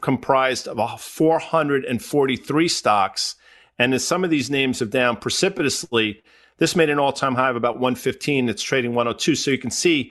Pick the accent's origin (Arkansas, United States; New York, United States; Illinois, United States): New York, United States; the New York area, United States; Growing up in the New York area, I'm a lifelong New York Ranger fan